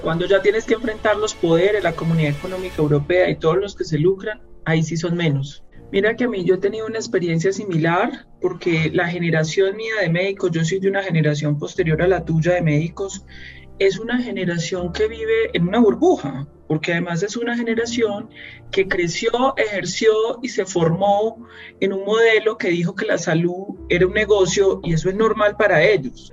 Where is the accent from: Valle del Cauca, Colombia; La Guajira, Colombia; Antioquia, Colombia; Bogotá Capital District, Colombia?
Antioquia, Colombia; Medellín; moved away as an adult; also born or lived in Colombian Caribbean coast (family origin); now in Bogotá, Colombia; como buena antioqueña de origen costeño que soy yo, yo siempre dije, yo me voy de, eh, salgo de Medellín